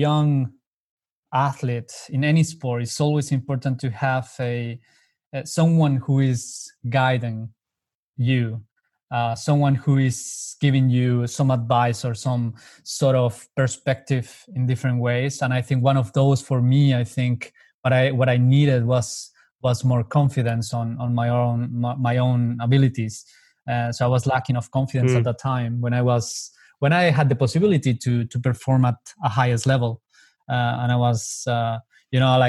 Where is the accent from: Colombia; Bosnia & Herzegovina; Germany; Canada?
Colombia; moved away as an adult; I come from Colombia, so I'm very long way away from home